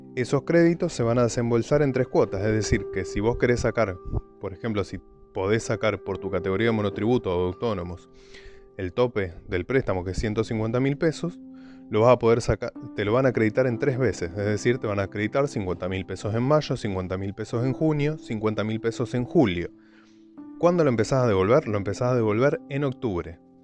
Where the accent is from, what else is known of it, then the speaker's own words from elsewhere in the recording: Argentina; somos argentinos